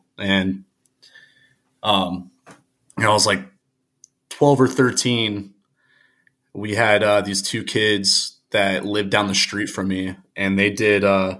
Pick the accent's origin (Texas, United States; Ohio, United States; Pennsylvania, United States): Ohio, United States; Reynoldsburg; So I was born in Reynoldsburg, Ohio, which is, it's just east of Columbus. It might as well just be Columbus, about 20 minutes outside of the city. Very small town. You know, I grew up there.